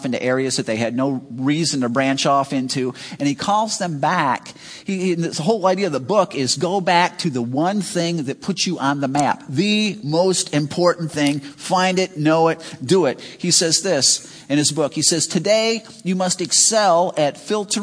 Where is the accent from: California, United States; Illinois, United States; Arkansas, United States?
Illinois, United States; Chicago; moved away as an adult; now in Wisconsin, United States; I grew up in Chicago, and I'd just been in Wisconsin a short time